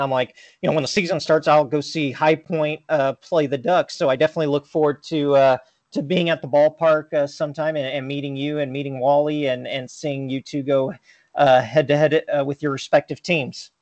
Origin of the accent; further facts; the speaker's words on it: Willard, Missouri, United States; I grew up in a town uh, of 6,000 called uh, Willard, Missouri, just outside